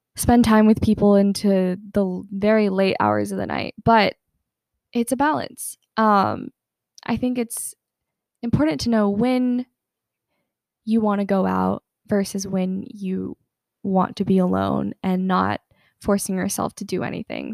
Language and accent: English; Atlanta, Georgia, United States; I'm from Atlanta, Georgia